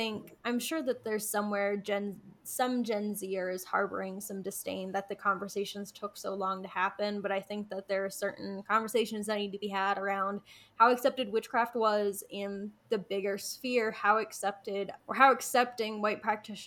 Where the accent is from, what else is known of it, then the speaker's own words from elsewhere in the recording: United States; I'm an American white practitioner